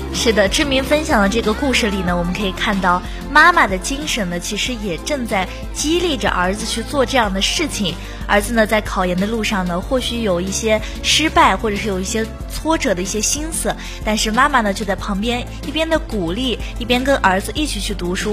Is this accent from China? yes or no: yes; China; 我们生在这个中国这个非常和平的城市